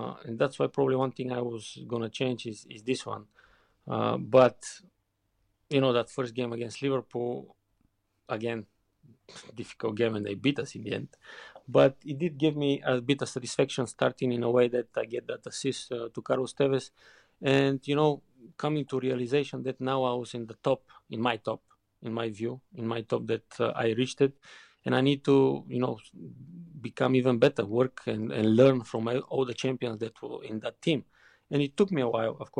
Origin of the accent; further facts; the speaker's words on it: Bulgaria; English is a second language; moved away as an adult; also born or lived in Leverkusen, Germany / England; growing up in Bulgaria